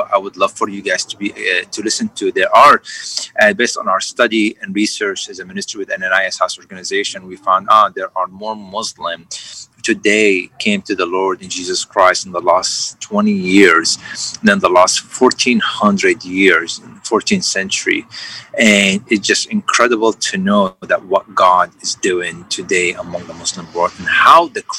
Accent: Syria; now in Houston, United States; I grew up in Syria

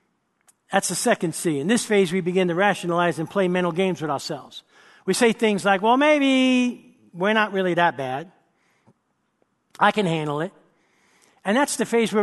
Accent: New York City, New York, United States; I grew up in New York City

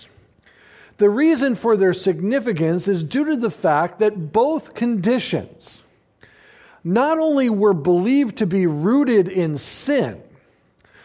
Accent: United States; we as American Christians

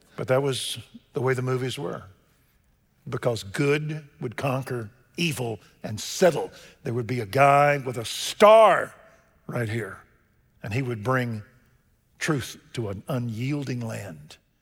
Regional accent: Waco, Texas, United States; born or raised there

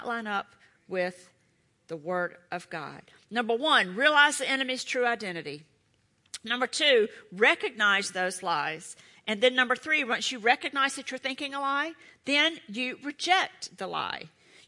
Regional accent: Charlotte, North Carolina, United States; I'm from Charlotte

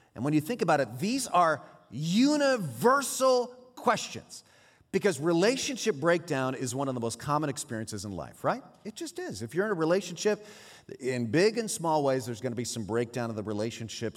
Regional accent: San Jose, California, United States; first language Swiss German; my little sister and I grew up over in San Jose, our, our parents were Swiss immigrants, and so we grew up speaking Swiss German

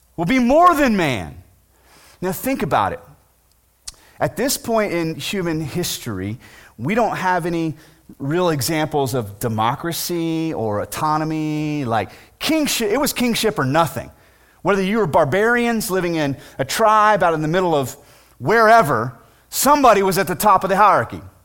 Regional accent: United States; as American citizens

